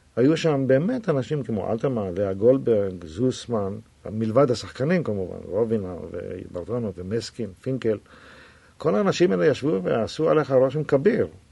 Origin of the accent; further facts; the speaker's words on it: Tel Aviv, Tel Aviv District, Israel; also born or lived in Jaffa; הוריי גרו ביפו, אבל אני נולדתי בתל אביב